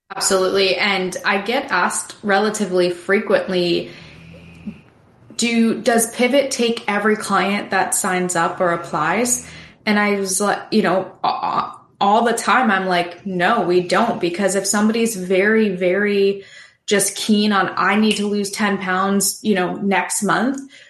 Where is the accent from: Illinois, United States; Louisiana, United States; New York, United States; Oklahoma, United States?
New York, United States; now in Wilmington, United States; I am originally from New York